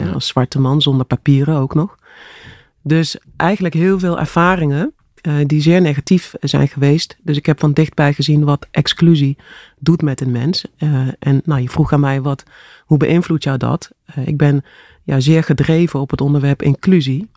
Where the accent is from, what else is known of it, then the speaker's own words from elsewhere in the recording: Grubbenvorst, Limburg, Netherlands; moved away; also born or lived in Horst aan de Maas / Broekhuizen; ik ben geboren in Horst aan de Maas. Ja. En ik ben opgegroeid in uh, Grubbevorst, eh, in de buurt van Venlo.